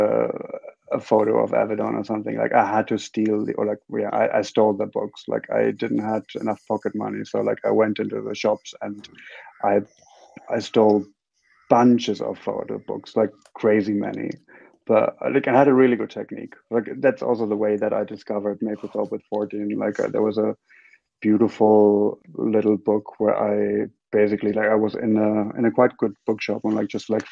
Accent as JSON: {"language": "English", "region": "Bavaria", "country": "Germany", "tie": "born or raised there", "also_born_or_lived": "Frankfurt", "said": "I was born in Frankfurt, and then they moved me to this tiny little place in Bavaria"}